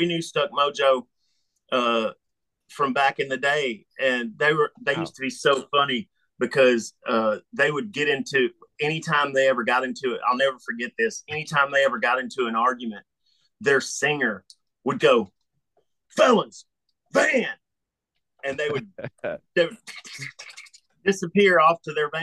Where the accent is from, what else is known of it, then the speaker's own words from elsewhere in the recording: Memphis, Tennessee, United States; growing up in Memphis, Tennessee